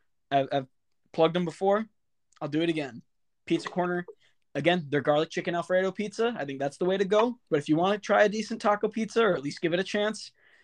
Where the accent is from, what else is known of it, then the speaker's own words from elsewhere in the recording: Little Falls, United States; growing up in Little Falls